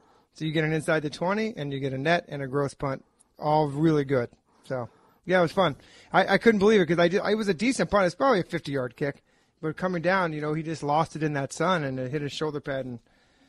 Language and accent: English; West Coast, United States; moved away as an adult; also born or lived in Seattle; we grew up on the West Coast